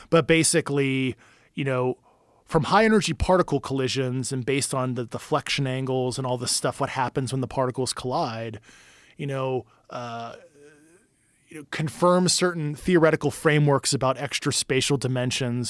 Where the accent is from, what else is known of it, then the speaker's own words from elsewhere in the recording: Pittsburgh, Pennsylvania, United States; I'm from Pittsburgh, you know, like, steel town